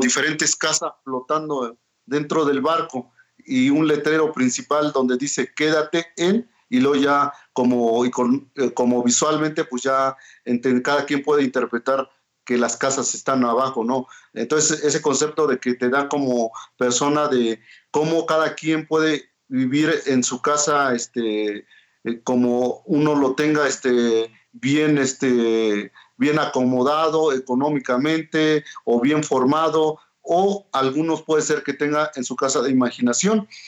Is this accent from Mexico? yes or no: yes; Oaxaca, Mexico; first language Mazatec; Spanish is a second language; artista mazateco, oaxaqueño, hablante de la lengua mazateca